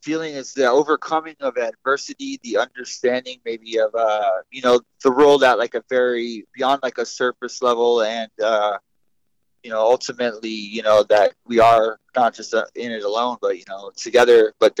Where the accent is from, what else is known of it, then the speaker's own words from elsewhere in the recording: California, United States; also born or lived in Washington; my mom lived in the East Bay in California. My dad up in, like, the smaller town in, you know, the Living Peninsula, Washington